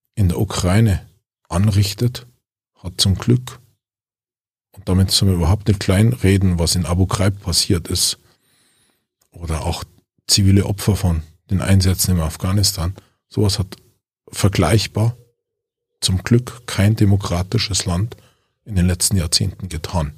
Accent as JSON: {"language": "German", "country": "Germany"}